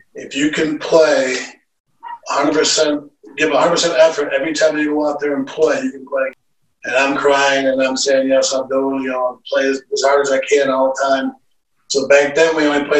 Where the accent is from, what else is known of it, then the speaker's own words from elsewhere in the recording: Utica, New York, United States; moved away as an adult; also born or lived in England; now in Delray Beach, United States; I'm actually originally from Utica, New York. Born and raised there